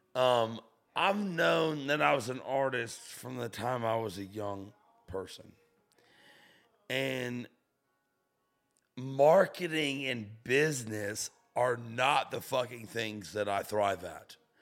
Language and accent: English; St. Augustine, Florida, United States; moved away as an adult; now in Nashville, United States; I'm from Florida. Where I come from is Saint Augustine, Florida